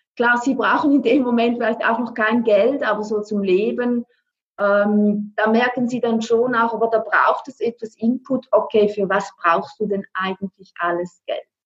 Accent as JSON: {"language": "German", "country": "Switzerland", "said": "ich bin aus der Schweiz."}